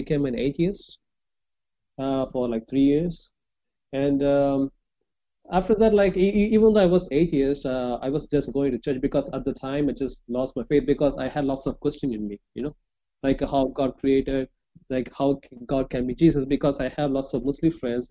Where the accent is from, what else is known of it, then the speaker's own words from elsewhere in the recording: Chennai, Tamil Nadu, India; English is a second language; I'm from India, southern part of India